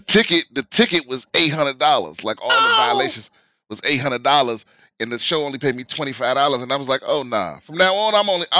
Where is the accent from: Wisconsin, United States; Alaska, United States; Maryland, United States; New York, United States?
Maryland, United States; Prince George's County; moved away; I'm originally from PG County. Maryland.